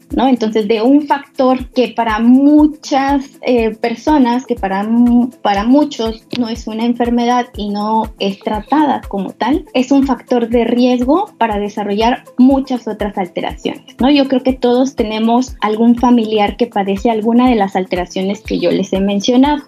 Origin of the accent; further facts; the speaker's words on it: Mexico City, Mexico; moved away as an adult; now in Comalcalco, Mexico; yo soy originaria de la Ciudad de México